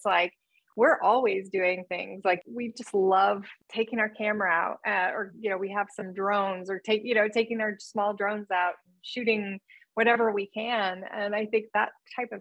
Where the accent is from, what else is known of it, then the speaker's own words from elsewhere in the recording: Churubusco, Indiana, United States; moved away as an adult; also born or lived in Toronto, Canada; now in Los Angeles, United States; I'm from Cherubusco, Indiana, which is Turtle Town, USA